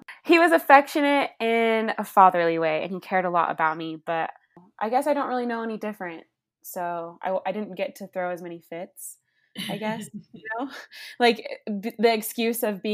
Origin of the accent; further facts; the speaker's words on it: Las Vegas, Nevada, United States; I grew up in Las Vegas, Nevada